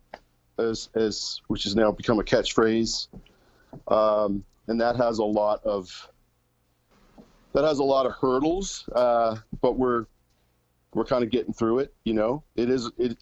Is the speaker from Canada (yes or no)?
yes; Canada; now in Nashville, United States; We're Canadian citizens living in the U.S. and working in the U.S.